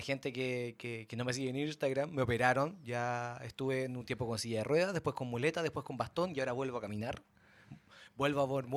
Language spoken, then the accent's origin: Spanish; Chile; Nosotros sabemos nuestra identidad como chilenos